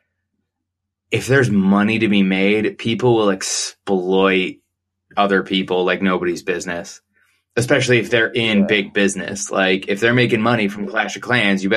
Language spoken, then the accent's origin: English; Phoenix, Arizona, United States; I'm born and raised in Phoenix, Arizona